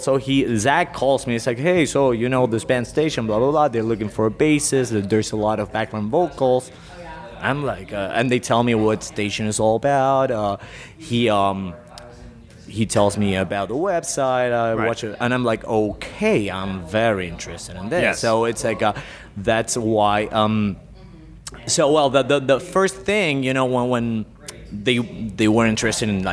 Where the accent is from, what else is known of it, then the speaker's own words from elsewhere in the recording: Argentina; moved away; I'm originally from Argentina